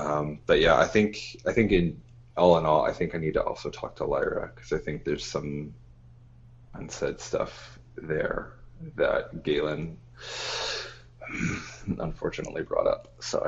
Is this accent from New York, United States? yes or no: yes; New York, United States; I mean, listen, I guess I can grace Boston with my presence as a New Yorker.